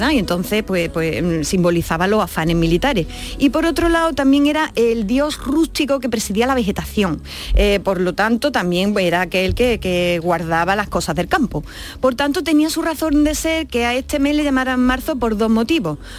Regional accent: Andalusia, Spain; accent: Andalusian; Así, es, con mi acento propio.

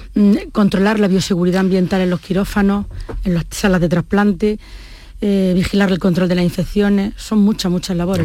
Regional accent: Córdoba, Andalusia, Spain; also born or lived in Jaén; yo me vine muy pequeña a Córdoba

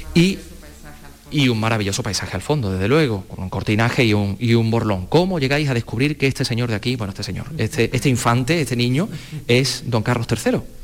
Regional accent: La Carolina, Andalusia, Spain; yo soy de la Carolina de Jaén

